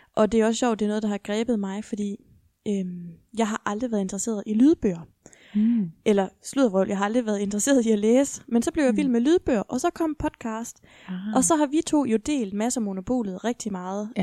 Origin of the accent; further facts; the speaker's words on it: Esbjerg, Southern Denmark, Denmark; Jeg er jo fra Esbjerg